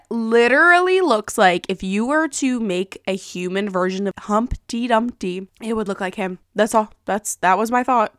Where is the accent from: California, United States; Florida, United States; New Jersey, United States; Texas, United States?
New Jersey, United States; I'm from New Jersey